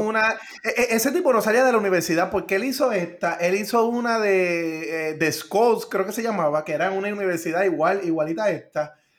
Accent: Río Grande, Puerto Rico; yo que soy de Río Grande

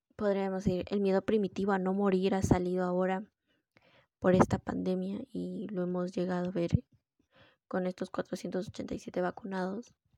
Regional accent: Peru; somos, soy de Perú

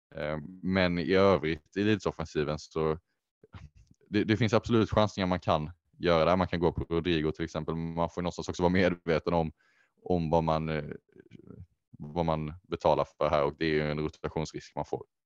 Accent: Sweden; dels som svenskar

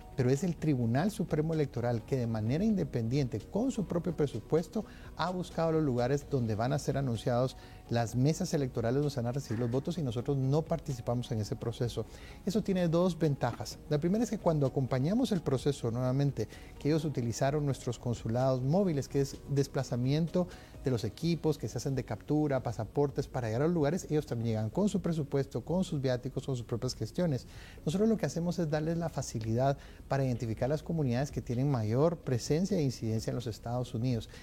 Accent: Guatemala; como guatemalteco

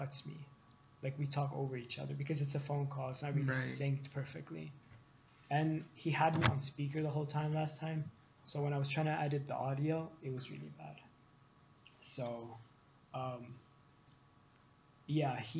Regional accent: Lebanon; moved away; I'm from Lebanon

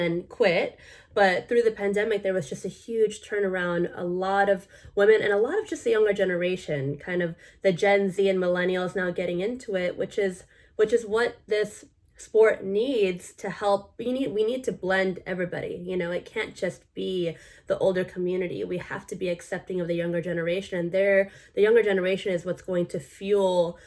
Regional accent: United States; I'm full Filipino, but born in America

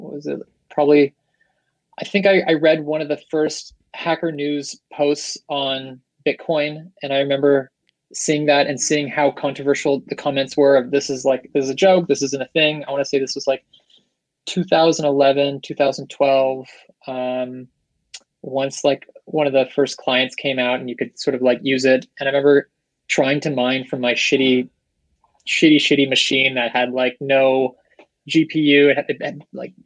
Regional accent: Seattle, Washington, United States; now in San Francisco, United States; I'm in SF, originally from Seattle

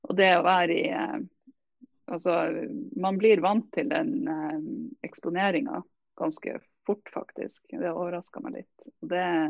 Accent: Nordland, Norway; som nordlending

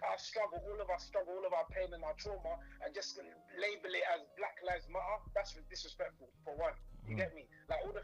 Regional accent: Essex, East of England, United Kingdom; I'm from Essex

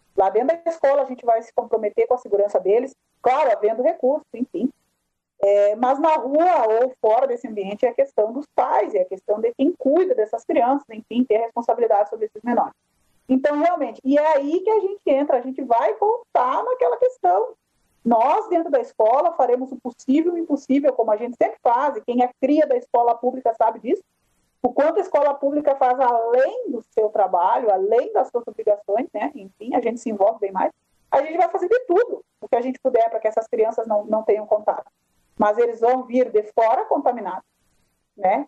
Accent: Nova Palma, Rio Grande do Sul, Brazil; eu sou aqui de Nova Palma

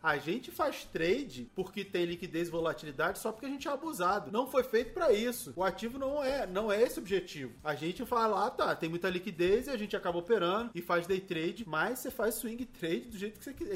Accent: Rio de Janeiro, Brazil; eu sou nascido e criado na favela. Eu sou lá do Turano, lá no Rio de Janeiro.

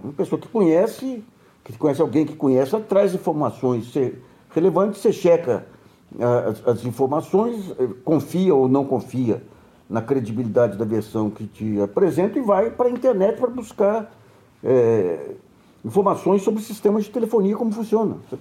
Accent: Brazil; como brasileiro mais influente

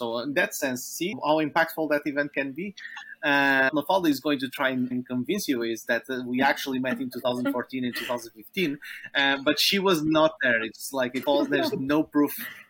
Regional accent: Portugal; we are both from Portugal

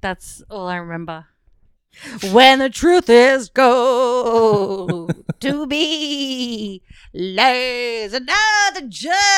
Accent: Werribee, Victoria, Australia; I grew up in Werribee

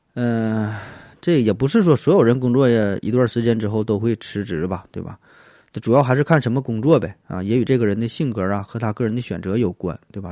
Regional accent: northern China, China; 在咱北方很多地方也都是黑瓦

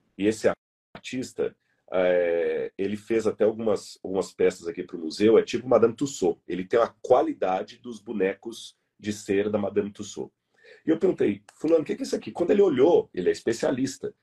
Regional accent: Brazil; alguém como eu, como você, que somos brasileiros

